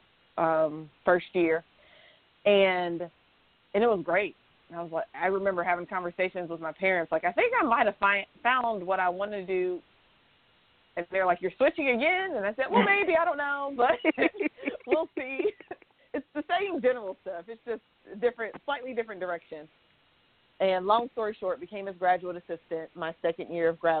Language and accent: English; Atlanta, Georgia, United States; moved away as an adult; also born or lived in Orlando, Florida / Kansas; I'm from Atlanta, Georgia, and I was living in Orlando, Florida, and family's on the East Coast